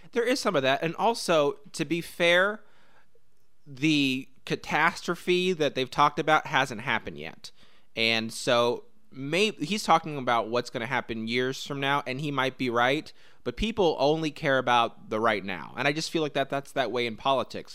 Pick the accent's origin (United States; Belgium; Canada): United States; Indianapolis, Indiana; I grew up in Indianapolis and love Indianapolis